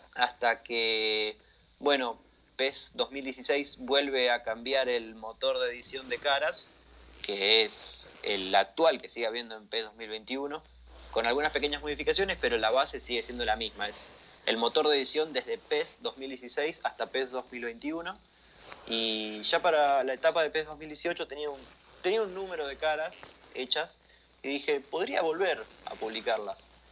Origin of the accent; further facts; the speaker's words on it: Argentina; accent: Argentine; Soy argentino, como notarán en mi acento, en mi forma de hablar